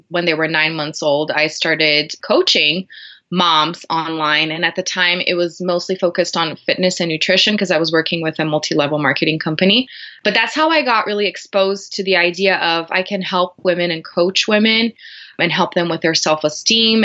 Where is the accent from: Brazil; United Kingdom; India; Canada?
Brazil; English is a second language; moved away as an adult; now in Denver, United States; I'm originally from Brazil. I was born there and raised there